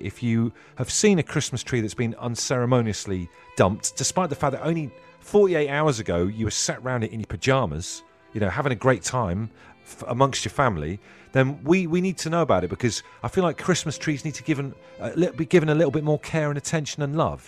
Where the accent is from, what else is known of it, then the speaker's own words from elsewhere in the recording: Trowbridge, South West England, United Kingdom; So growing up in Trowbridge, spent, like, twelve years of my life, uh, in primary school and stuff in Trowbridge